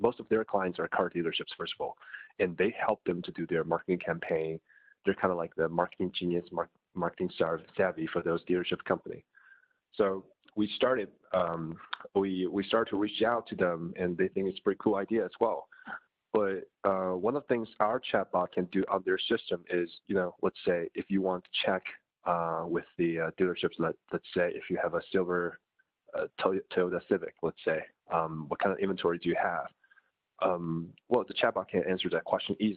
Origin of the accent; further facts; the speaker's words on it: China; moved away as an adult; also born or lived in United States; I'm personally born and raised in China until after my high school